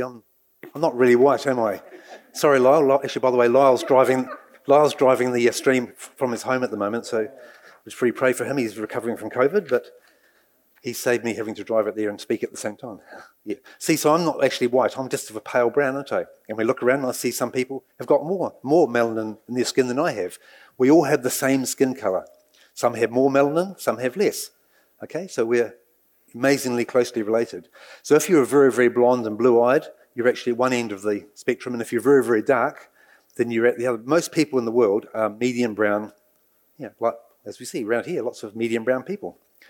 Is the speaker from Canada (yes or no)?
no; England, United Kingdom; And for me personally, as I mentioned, I was brought up in England